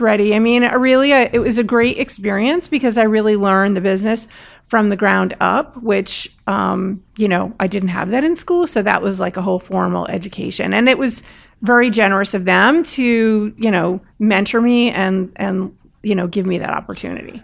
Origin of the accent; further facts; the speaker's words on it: Bergen County, outside New York, New Jersey, United States; I grew up outside of New York in Bergen County